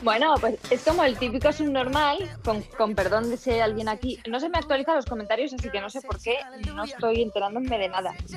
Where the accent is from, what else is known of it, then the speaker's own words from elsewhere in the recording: A Coruña, Galicia, Spain; Yo soy de Coruña